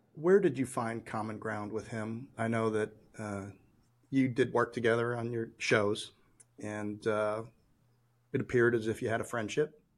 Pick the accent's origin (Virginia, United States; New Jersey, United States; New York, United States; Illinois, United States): Illinois, United States; Chicago; now in North Carolina, United States; I grew up in Chicago